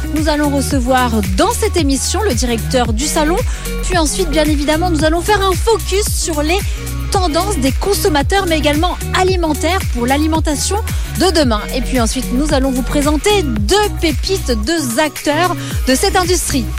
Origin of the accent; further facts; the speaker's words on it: France; chez nous en France